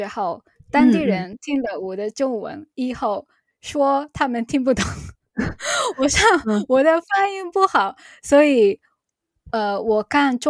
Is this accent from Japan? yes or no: yes; Chiba, Japan; Chinese is a second language; 我来自日本的千叶县，